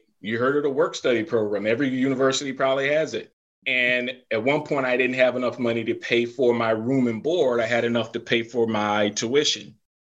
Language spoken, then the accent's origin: English; the South, United States; So I grew up in the South. I came up North.